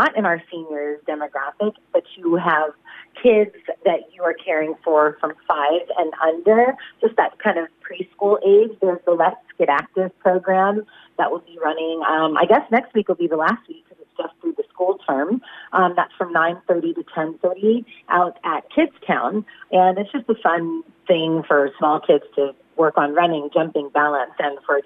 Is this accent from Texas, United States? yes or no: no; California, United States; now in Shepparton, Australia; I'm from California